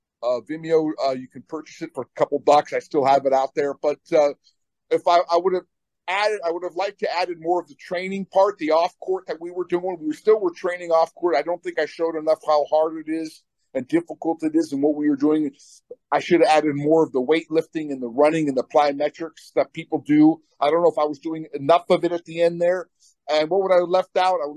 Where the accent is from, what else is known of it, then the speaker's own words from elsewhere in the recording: Albuquerque, New Mexico, United States; I was a Sherman volleyer growing up in Albuquerque.